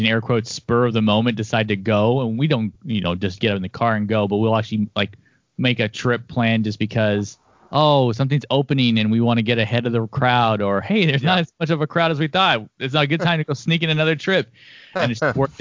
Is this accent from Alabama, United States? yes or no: no; Sacramento, California, United States; I'm actually a native of Sacramento